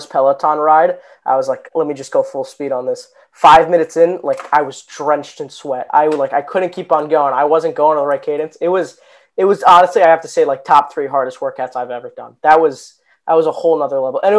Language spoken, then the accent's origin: English; Jupiter, Florida, United States; I'm from Jupiter, Florida.